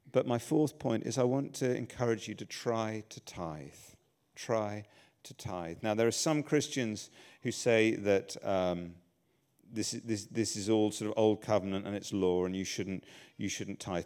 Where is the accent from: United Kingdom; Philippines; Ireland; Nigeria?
United Kingdom; England; I'm English